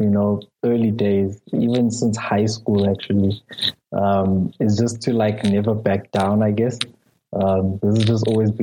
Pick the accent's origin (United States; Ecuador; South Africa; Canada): South Africa; KwaZulu-Natal; first language Zulu; English is a second language; also born or lived in Cape Town / Paris; now in Johannesburg, South Africa; I'm from South Africa. I was born in KwaZulu-Natal and currently living in Johannesburg